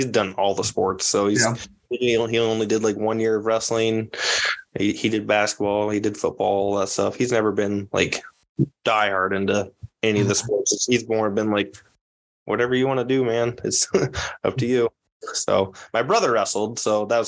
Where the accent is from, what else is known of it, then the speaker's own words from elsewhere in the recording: Orient, Iowa, United States; I'm not from Creston. I'm from Orient, the Orient Maxburg part of it